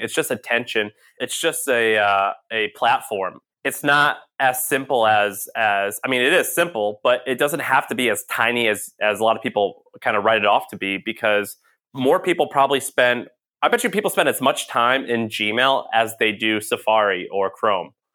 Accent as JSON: {"language": "English", "town": "St. Louis", "region": "Missouri", "country": "United States", "also_born_or_lived": "Nashville, Tennessee", "moved": "as an adult", "said": "I'm from Saint Louis, Missouri"}